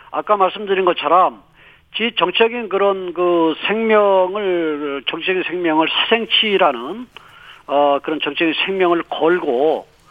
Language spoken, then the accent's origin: Korean; Chungcheong, South Korea; 지가 또 충청권 출신이 아니겠습니까